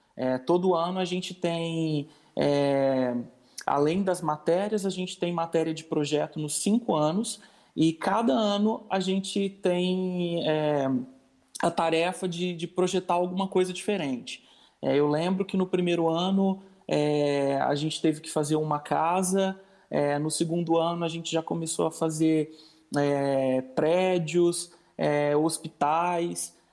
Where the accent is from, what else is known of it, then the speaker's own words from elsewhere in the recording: Ibiá, Minas Gerais, Brazil; eu sou do interior de Minas, eu sou de uma cidade que chama Ibiá, é, tem 30 mil habitantes a minha cidade